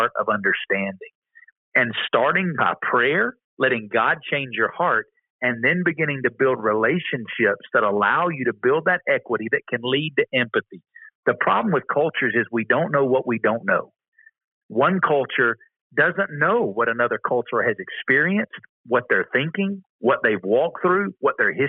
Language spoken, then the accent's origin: English; the Bible Belt, United States; I grew up in the Bible Belt.